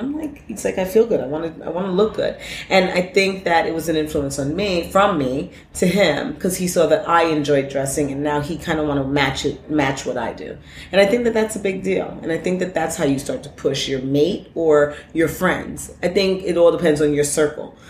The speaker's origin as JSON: {"language": "English", "town": "New York City", "region": "New York", "country": "United States", "tie": "born or raised there", "said": "growing up in Brooklyn, you know, we were all about like guests and name, name labels"}